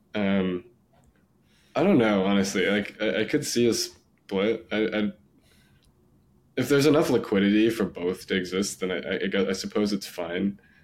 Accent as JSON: {"language": "English", "town": "San Diego", "region": "California", "country": "United States", "tie": "born or raised there", "said": "I grew up in San Diego"}